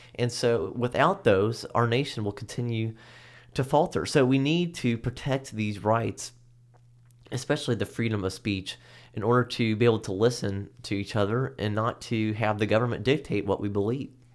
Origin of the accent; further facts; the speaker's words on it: United States; as an American